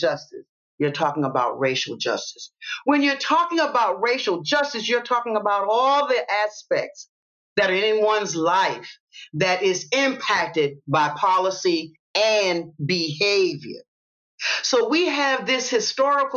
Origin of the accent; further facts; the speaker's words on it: Savannah, Georgia, United States; I'm from the South and I'm raised in Savannah, I'm in the deep South